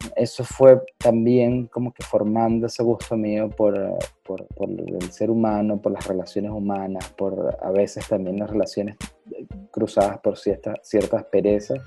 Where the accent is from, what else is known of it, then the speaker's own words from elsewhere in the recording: Venezuela; como venezolanos